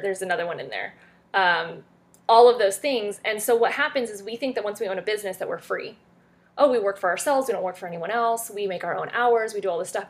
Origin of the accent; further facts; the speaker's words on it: France; now in United States; I am from France originally.